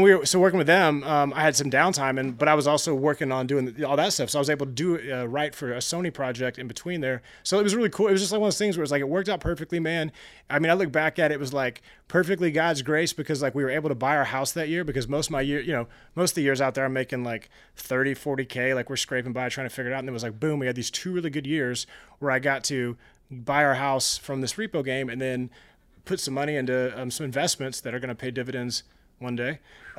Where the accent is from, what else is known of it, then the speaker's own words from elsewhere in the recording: Texas, United States; Especially growing up in Texas